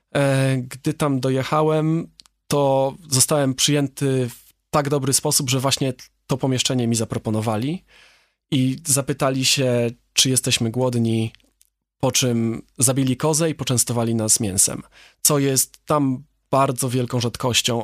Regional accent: Poland; jestem z Polski

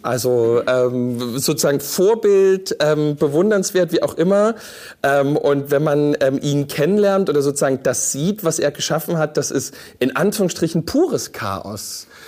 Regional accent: Saxony, Germany; bei uns in Sachsen

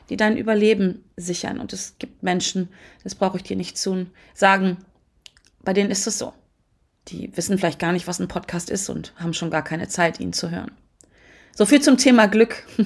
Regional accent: Hannover, Lower Saxony, Germany; born there; Das heißt Quatsch, ich bin sogar in Hannover geboren worden. Ich lebe in der Nähe von Hannover.

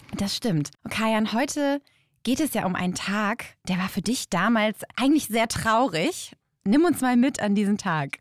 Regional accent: Berlin, Germany; als Berliner

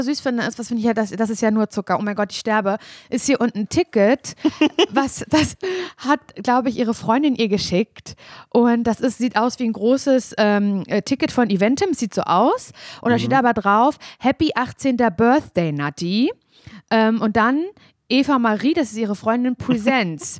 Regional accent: Parchim, Mecklenburg-Vorpommern, Germany; moved away; hier sitze ich halt als ein im Jugendschreibtisch in Parchim in meiner Heimatstadt

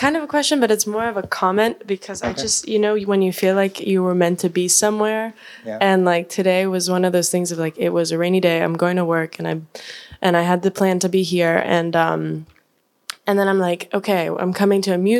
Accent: Miami, Florida, United States; now in Hamburg, Germany; I was born in Miami

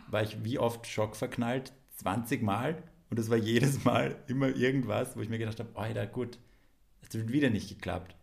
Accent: Graz, Styria, Austria; moved away as an adult; now in Vienna, Austria; dass ich halt aus, aus Graz bin, aber jetzt schon seit zehn Jahren in Wien wohne.

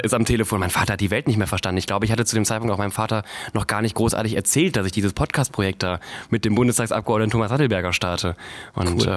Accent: Viersen district, North Rhine-Westphalia, Germany; moved away as an adult; also born or lived in Duisburg / Cologne; now in Berlin, Germany; ich wurde in Duisburg geboren und bin im Rheinland aufgewachsen. Im Kreis Viersen

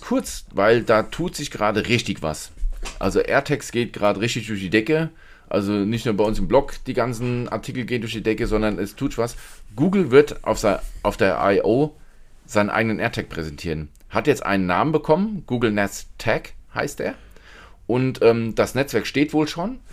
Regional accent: Germany; bei uns in Deutschland

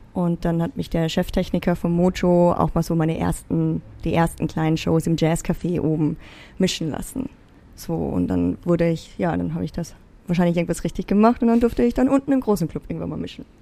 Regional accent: Zell am See, Salzburg, Austria; moved away as an adult; also born or lived in Vienna; bin ja in Österreich, also in einem kleinen, beschaulichen Bergdorf geboren und aufgewachsen

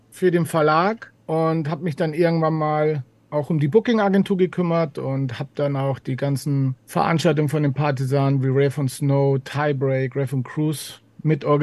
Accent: Ingolstadt, Bavaria, Germany; now in Munich, Germany; Es war in Ingolstadt, in meiner Heimatstadt.

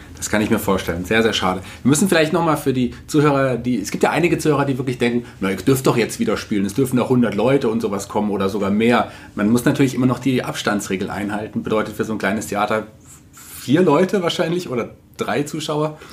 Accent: Fulda, Hesse, Germany; als gebürtiger Fuldaer

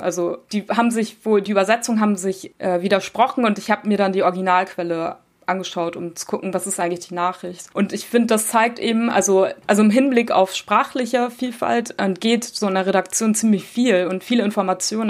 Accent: Germany; ich bin in Deutschland geboren und aufgewachsen, meine Eltern kommen aus der Türkei

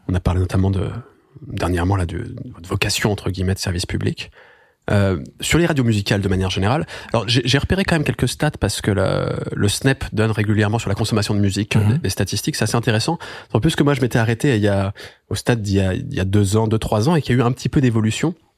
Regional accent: Lyon, Auvergne-Rhône-Alpes, France; j'ai grandi à Lyon.

